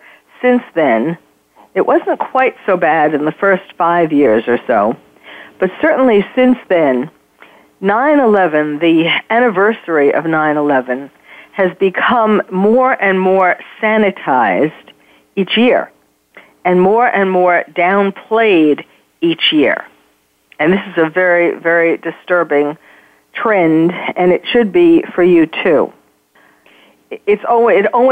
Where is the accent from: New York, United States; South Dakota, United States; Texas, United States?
New York, United States; New York City; moved away as an adult; now in California, United States; I'm born and raised in New York, but I had moved here